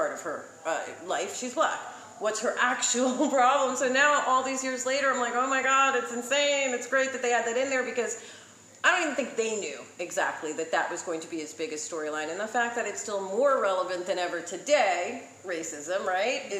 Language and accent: English; New York City, New York, United States; I grew up in New York City